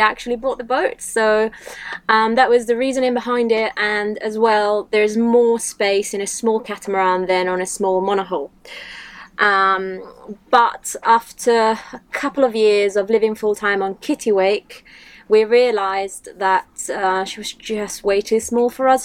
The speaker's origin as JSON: {"language": "English", "country": "Italy", "also_born_or_lived": "United Kingdom", "moved": "as an adult", "said": "I'm originally from Italy. I've lived in the UK for seven years"}